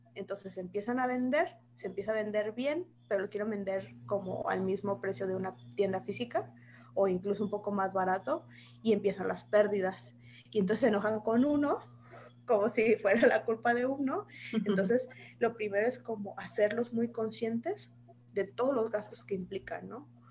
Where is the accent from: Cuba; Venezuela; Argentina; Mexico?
Mexico; Saltillo, Coahuila; now in Guadalajara, Mexico; yo soy originaria de Saltillo, Saltillo, Coahuila